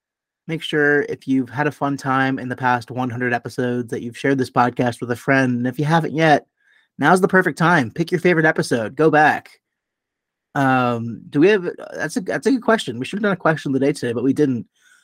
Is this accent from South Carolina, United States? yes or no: no; Chicago, Illinois, United States; being a Chicagoan